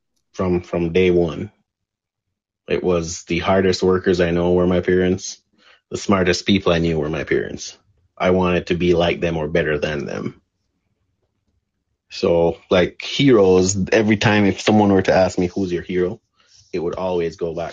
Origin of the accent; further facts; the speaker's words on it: Jamaica; moved away; growing up in Jamaica, but I never grew up with the notion that we had limits